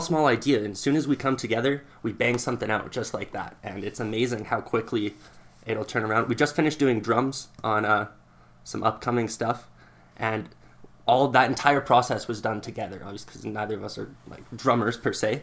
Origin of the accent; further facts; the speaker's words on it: Lethbridge, Alberta, Canada; I'm from Southern Alberta, from Lethbridge